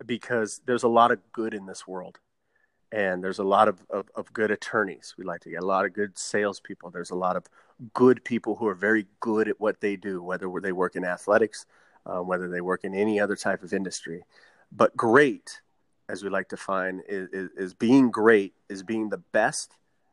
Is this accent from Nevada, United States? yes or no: yes; Southern Nevada, United States; we're born and raised in Southern Nevada. And so I always got to stay home and be in one market.